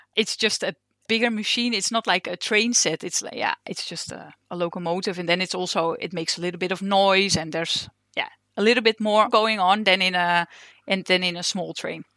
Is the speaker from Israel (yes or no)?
no; Netherlands; English is a second language; moved away as an adult; now in Denmark; I'm originally from Holland, and I've just moved to Denmark, uh, two years ago